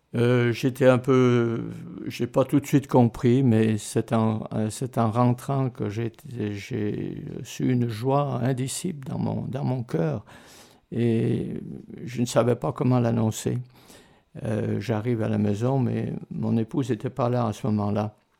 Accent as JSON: {"language": "French", "town": "Martigny", "region": "Valais", "country": "Switzerland", "tie": "born or raised there", "also_born_or_lived": "Lausanne / Canada", "moved": "as an adult", "said": "je suis né à Martigny, en Valais"}